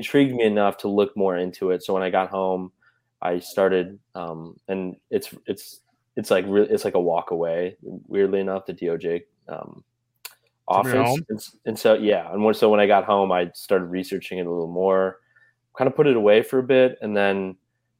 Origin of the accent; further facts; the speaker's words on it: Chicago, Illinois, United States; now in Savannah, United States; I'm from Chicago